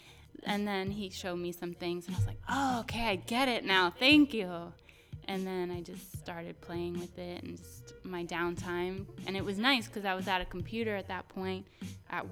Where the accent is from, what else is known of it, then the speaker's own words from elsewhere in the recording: New Jersey, United States; now in California, United States; I'm from New Jersey